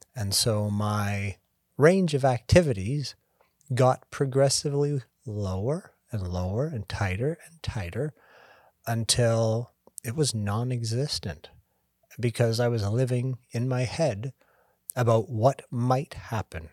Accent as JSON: {"language": "English", "country": "Canada", "moved": "as an adult", "lives_now": "United States", "said": "I'm Canadian originally. Been down in the States for twenty years."}